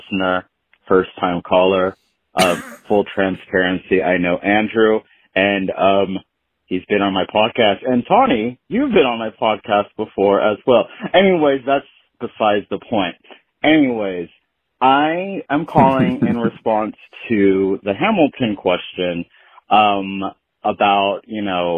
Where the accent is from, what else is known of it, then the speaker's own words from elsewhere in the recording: Philippines; I, as a Filipino